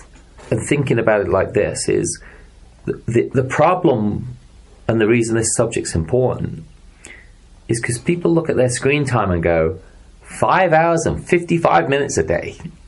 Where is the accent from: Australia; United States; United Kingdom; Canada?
United Kingdom; England; moved away; back in England when I used to go play cricket